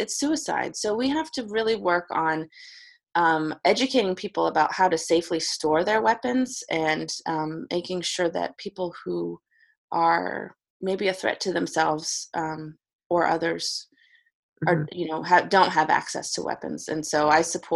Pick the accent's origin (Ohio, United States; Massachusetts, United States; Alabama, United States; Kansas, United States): Massachusetts, United States; the Berkshires, Western; born or raised there; moved away as an adult; also born or lived in Hickman County, Tennessee; now in Spring Hill, United States